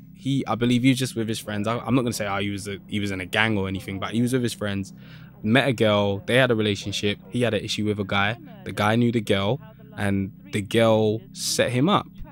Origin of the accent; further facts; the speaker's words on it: London, United Kingdom; I was born in Saint Thomas's Hospital, Westminster, 'cause I'm literally in Kennington, which is just down the road, basically. So that's where I was born, and I've always lived in that area